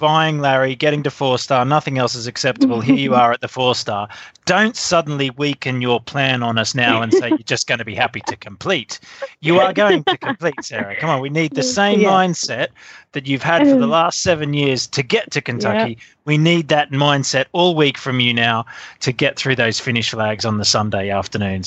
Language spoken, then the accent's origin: English; Australia; being Australian